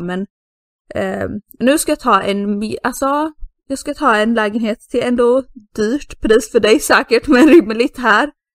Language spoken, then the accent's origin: Swedish; Sweden; now in Spain; som svensk ensam tjej